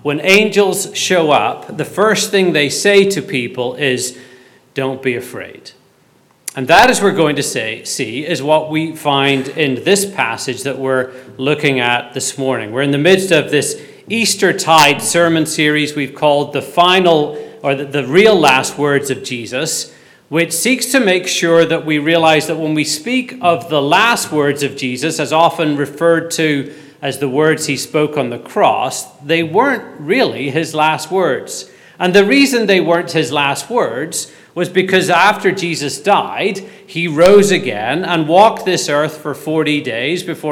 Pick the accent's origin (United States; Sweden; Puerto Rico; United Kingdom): United Kingdom; Belfast, Northern Ireland; Growing up in Belfast during the Troubles, if I missed the school bus, I had to walk up this road called Duncairn Gardens